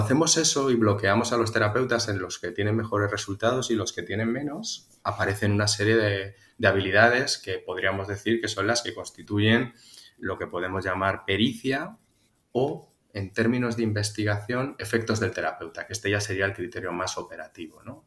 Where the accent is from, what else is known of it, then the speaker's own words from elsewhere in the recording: Tarragona, Catalonia, Spain; also born or lived in Zaragoza; soy natural de, Tarragona, nacido y criado en Cataluña, pero hijo de un gallego y de, una aragonesa